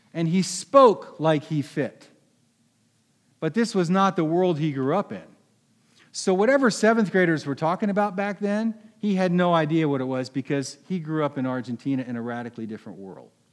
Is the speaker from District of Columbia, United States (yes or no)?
no; Philadelphia, Pennsylvania, United States; I'm from Philadelphia